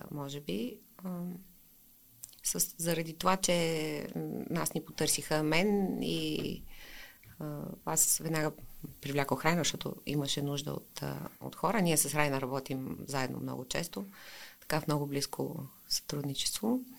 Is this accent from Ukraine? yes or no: yes; Ukraine; Bulgarian is a second language; now in Bulgaria; аз съм единствения украинец в България, който не е завършил украинска филология.